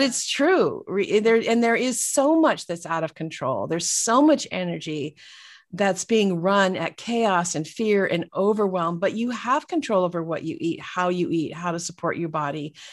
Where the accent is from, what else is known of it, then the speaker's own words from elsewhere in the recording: Northern California, United States; we grew up in, uh, California, Northern California, and so, um, about an hour north of San Francisco